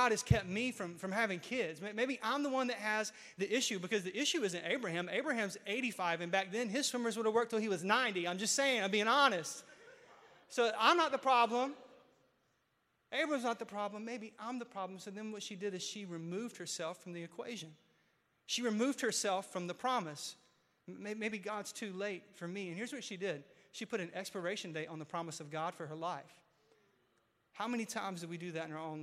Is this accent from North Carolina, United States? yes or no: yes; Mount Olive, North Carolina, United States; Mount Olive brand, because that's my hometown.